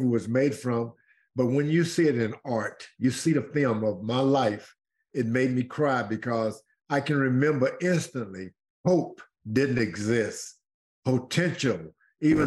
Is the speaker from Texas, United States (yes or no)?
yes; Houston, Texas, United States; I was brought up in Houston. My mom moved here from East Texas. I was just a baby, maybe 6 months or less